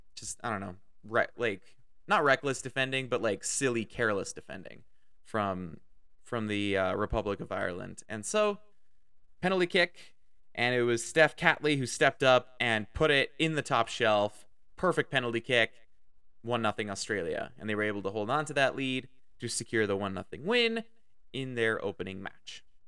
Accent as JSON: {"language": "English", "country": "Canada", "said": "I am Canadian. I live in Canada."}